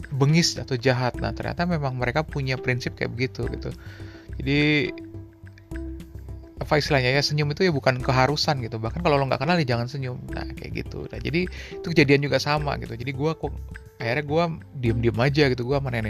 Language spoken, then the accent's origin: Indonesian; Indonesia; terus gue bilangin kan gue dari Indonesia gue bilang mau gue ke Helsinki